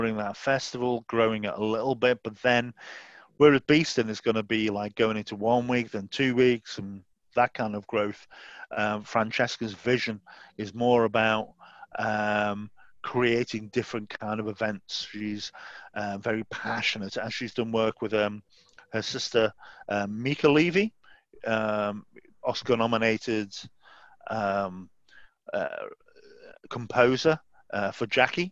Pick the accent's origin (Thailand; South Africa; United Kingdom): United Kingdom; Southport, North West England; Southport is my hometown in Merseyside